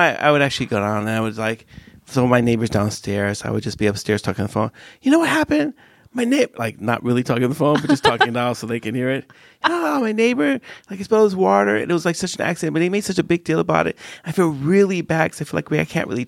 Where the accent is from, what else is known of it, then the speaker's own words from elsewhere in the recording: United States; growing up in the States